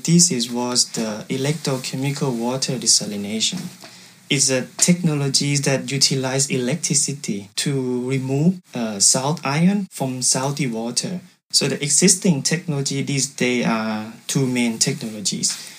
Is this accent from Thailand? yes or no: yes; Thailand; English is a second language; moved away as an adult; now in Saarbrücken, Germany; I came from Thailand